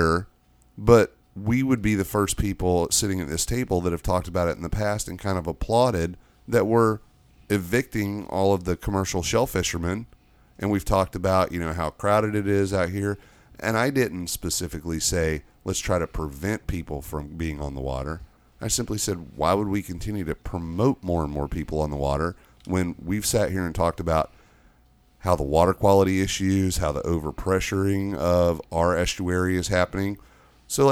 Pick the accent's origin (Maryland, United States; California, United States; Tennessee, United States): Tennessee, United States; I am from Tennessee